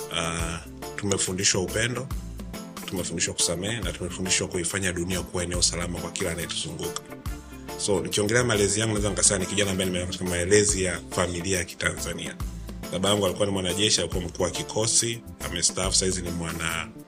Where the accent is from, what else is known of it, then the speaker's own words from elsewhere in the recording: Dar es Salaam, Tanzania; born there; Mi ndo nimezaliwa Dar es Salaam Lugalo.